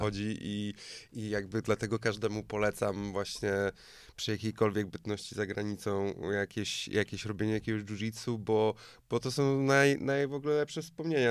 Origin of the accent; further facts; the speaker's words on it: Poland; also born or lived in Tricity; no z Polski